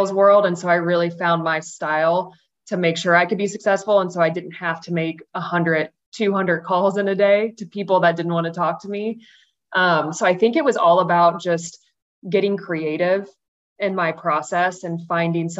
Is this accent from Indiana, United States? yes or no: yes; Indianapolis, Indiana, United States; moved away as an adult; also born or lived in Illinois; now in Dallas, United States; I'm from Indianapolis and currently live in Dallas, Texas with my husband and our two dogs